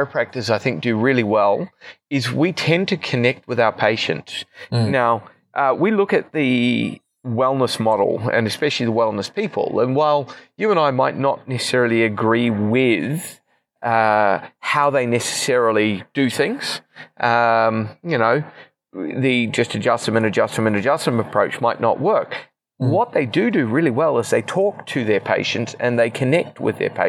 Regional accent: New Zealand; moved away as an adult; also born or lived in Queensland, Australia; now in Australia; we're in the quasi-indiscriminate spot of being New Zealand citizens, which means we don't really count as permanent residents, but we're not New Zealanders anymore either after 15 years

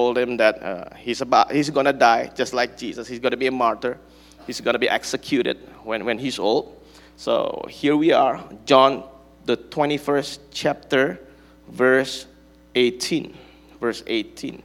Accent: Bandung, West Java, Indonesia; I'm from Bandung

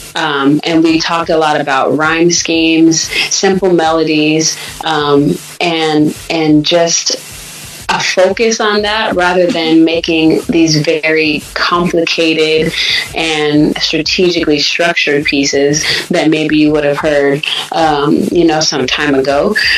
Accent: Sacramento, California, United States; born or raised there; also born or lived in Michigan

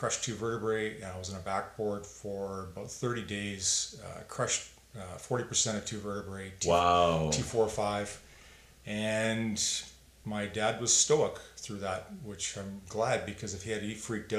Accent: Calgary, Alberta, Canada; I grew up in South Calgary.

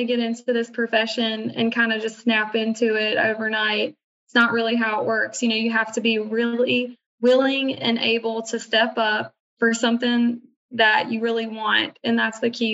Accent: Virginia, United States; now in Charleston, United States; I was originally from Virginia

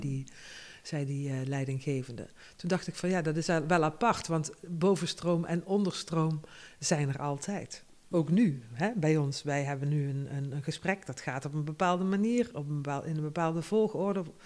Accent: North Limburg, Netherlands; moved away as an adult; also born or lived in Tilburg; de grond waar ik geboren ben, dat heb ik al genoemd. Dat is ook een, een, een systeem. Noord-Limburg is een systeem

